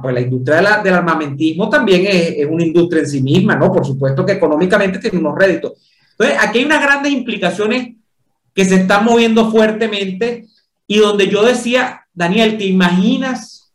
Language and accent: Spanish; Venezuela; yo como venezolano